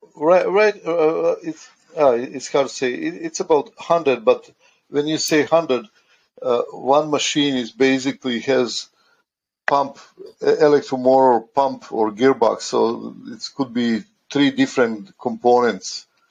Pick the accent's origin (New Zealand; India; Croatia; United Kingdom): Croatia; also born or lived in United States; now in Canada; I'm originally from Croatia